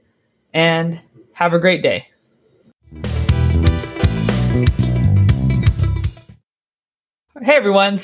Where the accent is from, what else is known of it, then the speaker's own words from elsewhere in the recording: California, United States; now in London, United Kingdom; I grew up in California